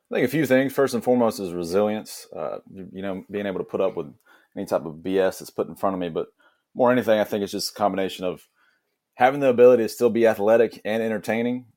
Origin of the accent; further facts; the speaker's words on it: Blackshear, Georgia, United States; accent: Southern; I'm originally from South Georgia from a small town called Blackshear, Blackshear Way Cross area